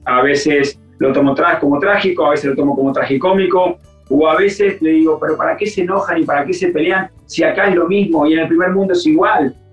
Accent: Argentina; moved away as an adult; now in Europe; yo soy igual de ustedes, de argentino

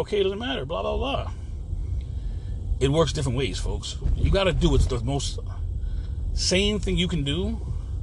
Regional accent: United States; also born or lived in Florida; I'm an American made American

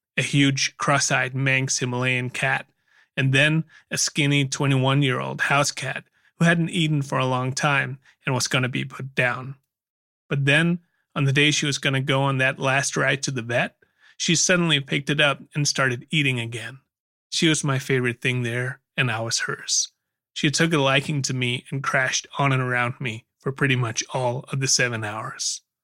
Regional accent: Aarhus, Central Denmark Region, Denmark; my hometown of Aarhus, Denmark, where I still lived.

